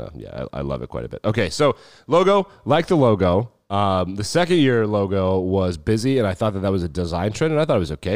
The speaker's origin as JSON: {"language": "English", "region": "Wyoming", "country": "United States", "tie": "born or raised there", "said": "when we were growing up in Wyoming"}